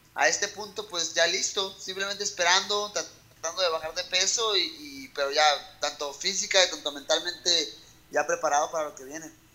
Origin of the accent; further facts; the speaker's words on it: Mexico; México, porque sé que puedo cambiar muchas cosas en mi país